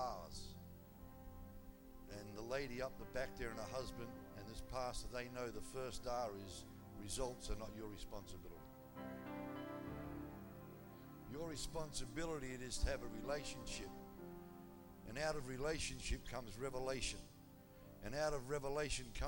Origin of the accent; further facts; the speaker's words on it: Australia; I'm an Australian